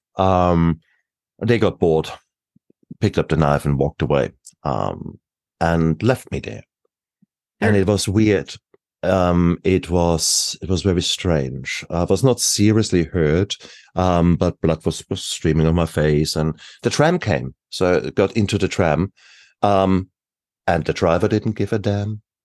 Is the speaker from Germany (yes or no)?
yes; Germany; moved away; I come from Germany.